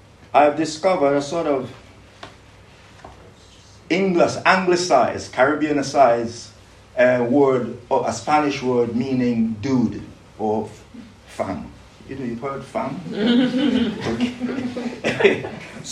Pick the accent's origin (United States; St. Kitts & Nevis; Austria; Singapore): St. Kitts & Nevis; moved away; also born or lived in Britain; I grew up in St. Kitts